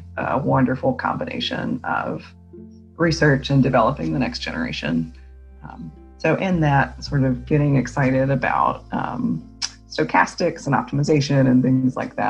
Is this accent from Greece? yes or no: no; Maryland, United States; moved away as an adult; also born or lived in North Carolina / Michigan; now in Clemson, United States; I'm from Maryland, so from the East Coast